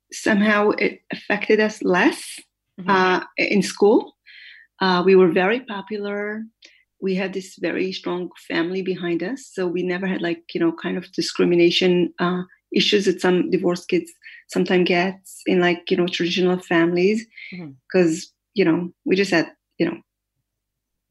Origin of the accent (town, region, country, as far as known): Jerusalem, Jerusalem District, Israel; born or raised there; also born or lived in Haifa, Israel